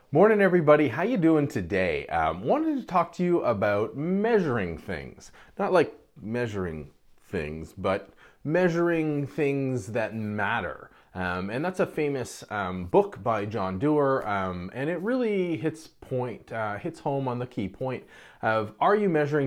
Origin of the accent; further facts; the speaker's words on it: Canada; I'm Canadian